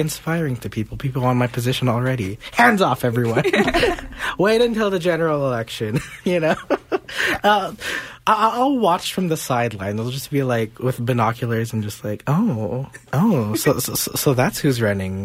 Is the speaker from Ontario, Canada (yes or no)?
no; Montreal, Quebec, Canada; my hometown of Montreal